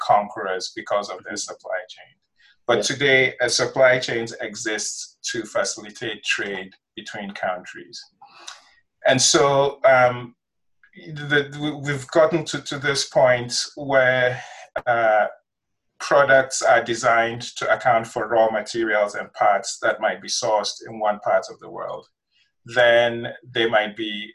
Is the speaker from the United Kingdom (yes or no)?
no; Ghana; moved away as an adult; also born or lived in Nigeria; now in United States; I grew up in West Africa. I did my elementary schooling in Nigeria, did my secondary school in Ghana, came to the United States in 97 to go to college.